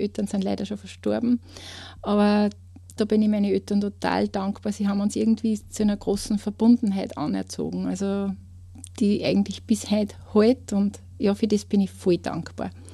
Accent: Kleinraming, Upper Austria, Austria; ich komme aus Kleinramming

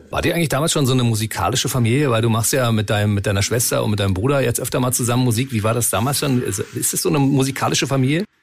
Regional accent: Germany; als Deutscher

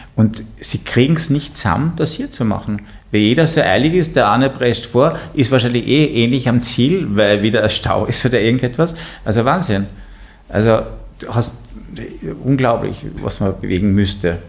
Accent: Carinthia, Austria; ich bin aus Kärnten

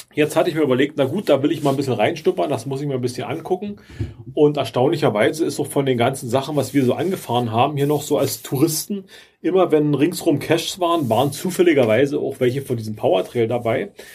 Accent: Germany; als Deutscher ist man echt ein bisschen, ein bisschen sprachlich verloren

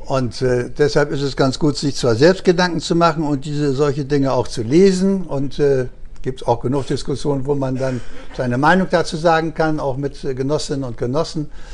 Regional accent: Upper Franconia, Bavaria, Germany; now in Bremen, Germany; ich komme ja aus, aus Oberfranken

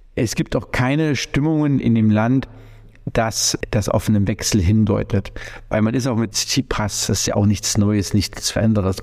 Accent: Germany; als deutscher Staatsbürger der unser Gesundheitswesen natürlich kennt

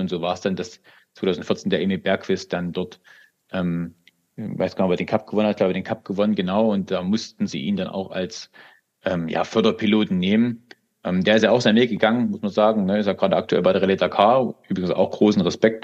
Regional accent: Zwickau, Saxony, Germany; ich komme ja aus Zwickau

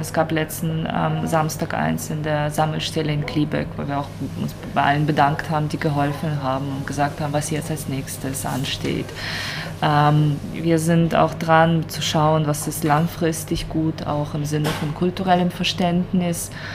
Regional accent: Ukraine; now in Basel, Switzerland; als Ukrainerin

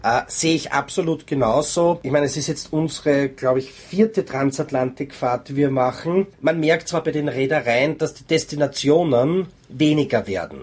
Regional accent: Norway; now in Austria; Leben tue ich in Österreich, geboren bin ich in Norwegen

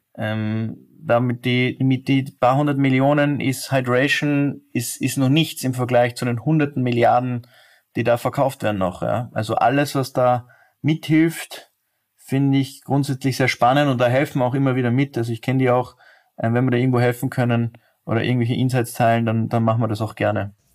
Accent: Austria; als Österreicher

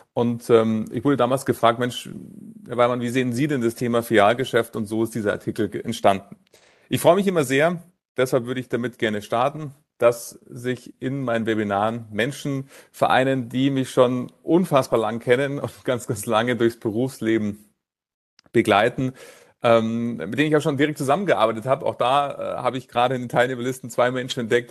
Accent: Munich, Bavaria, Germany; dass ich in München geboren bin

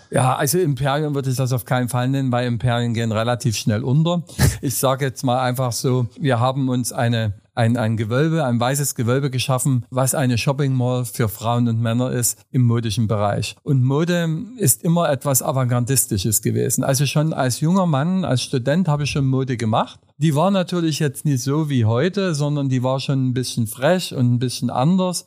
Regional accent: Saxony, Germany; accent: Saxon; also born or lived in Berlin; now in Dresden, Germany

